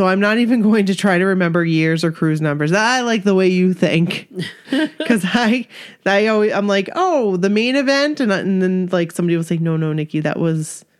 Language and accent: English; Queens, New York, United States; I'm from Queens.